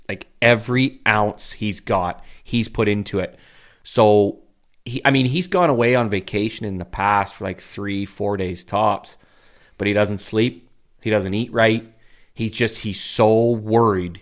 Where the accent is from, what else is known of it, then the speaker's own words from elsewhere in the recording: Uxbridge, Ontario, Canada; I love Uxbridge. I love my hometown